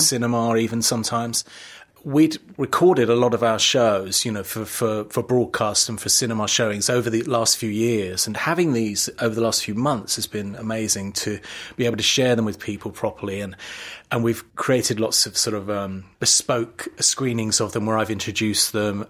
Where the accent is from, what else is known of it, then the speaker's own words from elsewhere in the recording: London, United Kingdom; I was born in London, East yeah. London, a very ordinary working class family, but my parents loved theatre and they took me always in the cheapest seats